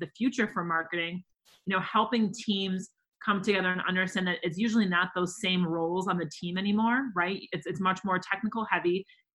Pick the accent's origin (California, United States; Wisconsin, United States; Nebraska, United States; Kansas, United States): Wisconsin, United States; now in Minnesota, United States; I'm from Wisconsin